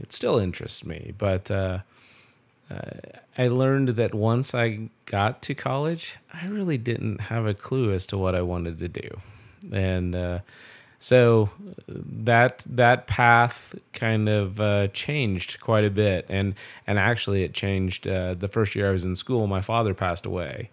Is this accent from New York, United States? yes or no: no; Belleville, Kansas, United States; I grew up here in Belleville, um, uh, born and raised